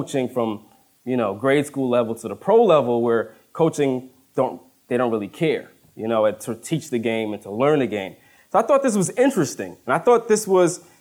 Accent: Woodbridge, United States; moved away as an adult; now in Plainfield, United States; I grew up in Woodbridge. And in Woodbridge, we're surrounded by four or five highways, so we never see deer

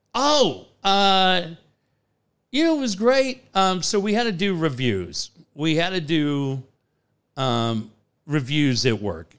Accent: Cardiff, California, United States; Growing up in Cardiff

